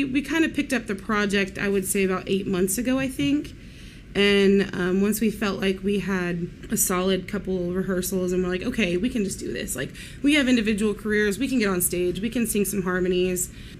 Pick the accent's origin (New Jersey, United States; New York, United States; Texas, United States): Texas, United States; Katy; also born or lived in Houston, Texas; Born in Houston, moved to Katy when I was almost 7 years old.